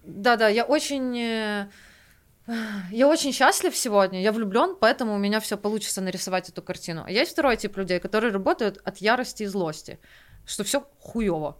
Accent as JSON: {"language": "Russian", "region": "Kyiv", "country": "Ukraine", "tie": "born or raised there", "said": "я выросла на Оболоне в основном"}